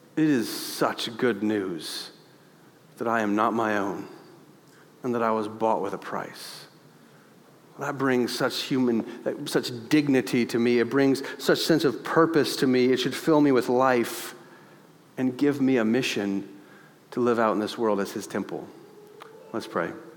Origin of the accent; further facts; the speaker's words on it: United States; We are in America